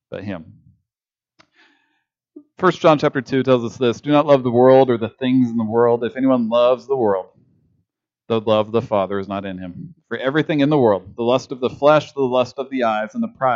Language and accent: English; Kansas, United States; as a Kansan